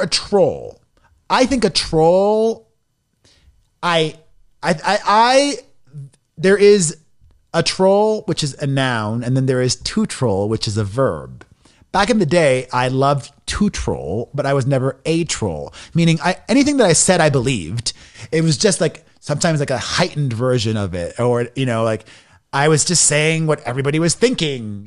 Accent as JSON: {"language": "English", "town": "Miami", "region": "Florida", "country": "United States", "tie": "born or raised there", "also_born_or_lived": "New York City / Los Angeles", "moved": "as an adult", "said": "I grew up in Miami and I didn't have the best experience being a closeted gay guy back in the nineties in a Latino machista community."}